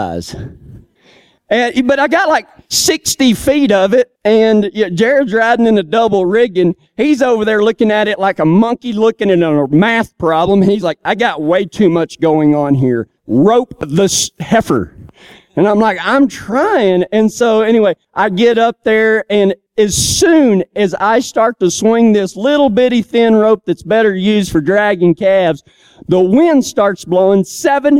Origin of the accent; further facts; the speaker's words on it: Texas, United States; moved away; I'm from Texas